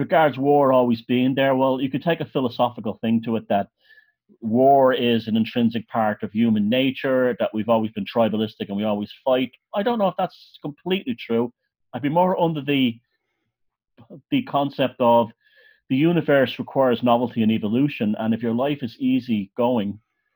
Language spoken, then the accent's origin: English; Ireland; I grew up in Ireland